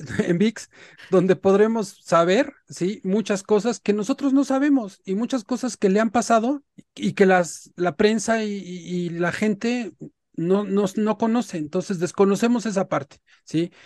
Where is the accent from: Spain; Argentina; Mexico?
Mexico; como mexicanos